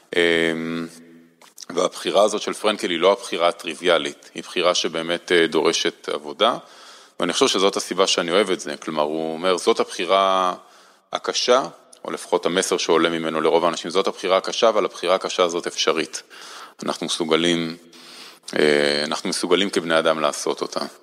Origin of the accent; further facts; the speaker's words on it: Holon, Israel; also born or lived in Hashmonaim / Jerusalem / Washington; אני לא גדלתי בירושלים, גדלתי בחולון וחשמונאים